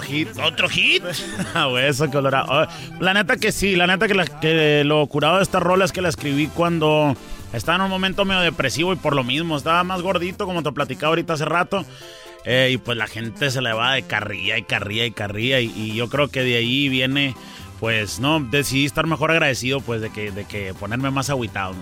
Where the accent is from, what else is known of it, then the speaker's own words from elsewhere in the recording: Tucson, Arizona, United States; also born or lived in Nogales, Sonora, Mexico; soy nacido en Tucson, Arizona, originario de Tucson, Arizona